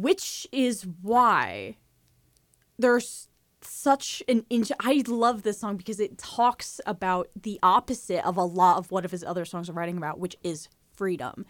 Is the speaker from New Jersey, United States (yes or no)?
yes; New Jersey, United States; As a New Jerseyan